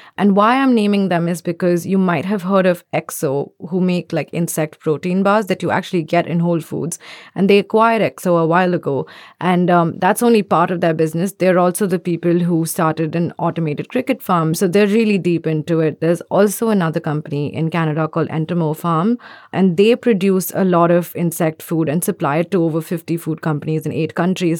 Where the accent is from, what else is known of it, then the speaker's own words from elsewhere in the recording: India; I'm from India